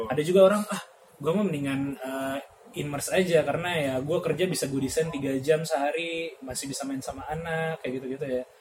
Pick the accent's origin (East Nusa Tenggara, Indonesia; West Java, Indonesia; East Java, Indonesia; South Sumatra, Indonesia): South Sumatra, Indonesia; Palembang; now in Solo, Indonesia; jadi saya asli Palembang tapi sekarang lagi Solo tinggal di Solo